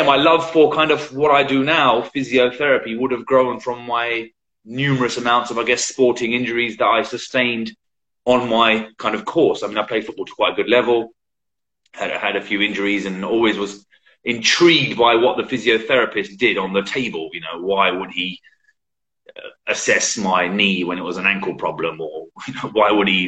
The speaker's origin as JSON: {"language": "English", "area": "Medway Towns, Kent", "region": "South East England", "country": "United Kingdom", "tie": "born or raised there", "said": "I'm born and bred in United Kingdom in Kent, the Garden of England, as they used to call it"}